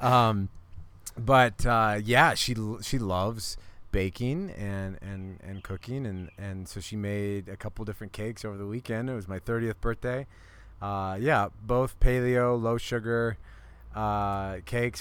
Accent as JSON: {"language": "English", "region": "Iowa", "country": "United States", "also_born_or_lived": "Colorado", "moved": "yes", "lives_now": "Boulder, United States", "said": "we're buddies from Iowa"}